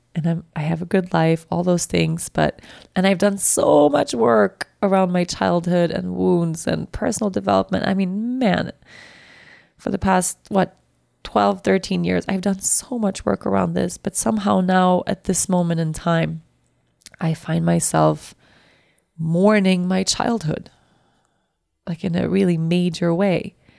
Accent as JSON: {"language": "English", "country": "Sweden", "accent": "Swedish", "said": "my Swedish accent came out"}